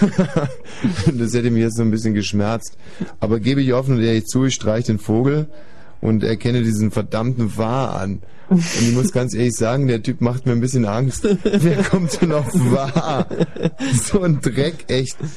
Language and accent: German; Landsberg am Lech district, Bavaria, Germany; ich bin im Landkreis Landsberg am Lech aufgewachsen